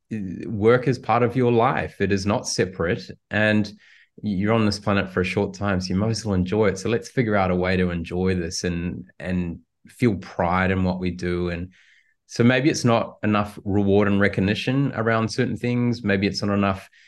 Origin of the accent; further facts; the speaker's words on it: New Zealand; I come from New Zealand